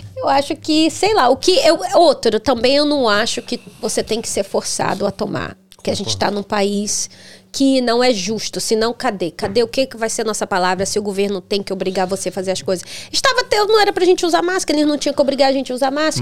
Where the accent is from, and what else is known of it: Rio de Janeiro, Brazil; born or raised there; moved away as an adult; also born or lived in Denmark / Europe